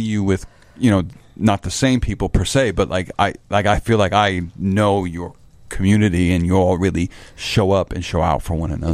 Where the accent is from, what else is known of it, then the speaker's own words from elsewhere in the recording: Chicago, Illinois, United States; as a Chicagoan